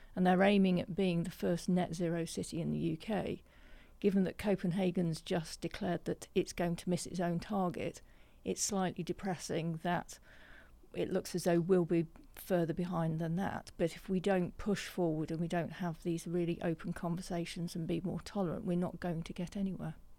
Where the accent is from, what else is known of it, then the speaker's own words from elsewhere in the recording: just outside Nottingham, East Midlands, United Kingdom; I grew up just outside Nottingham